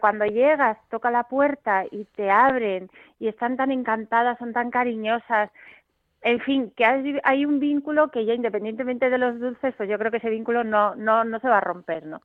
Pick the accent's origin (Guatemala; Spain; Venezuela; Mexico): Spain; Bilbao, Basque Country; yo es que soy de Bilbao